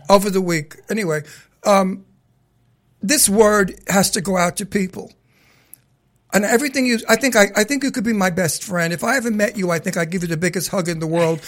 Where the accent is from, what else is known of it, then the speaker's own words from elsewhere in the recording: New York City, New York, United States; I'm a New Yorker from Brooklyn